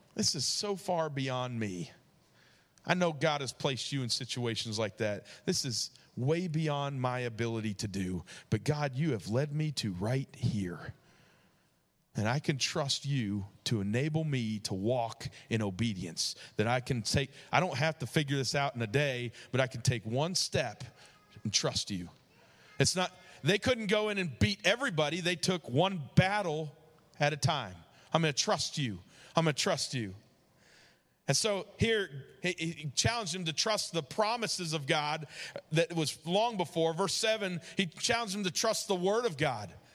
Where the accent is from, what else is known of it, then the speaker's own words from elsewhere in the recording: New York, United States; moved away; also born or lived in Georgia; growing up in New York